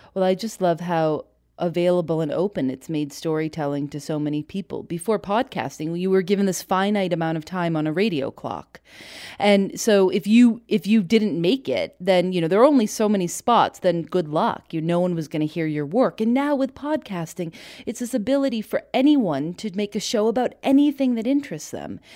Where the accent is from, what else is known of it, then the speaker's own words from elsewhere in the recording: Chicago, Illinois, United States; now in Durham, United States; I'm from Chicago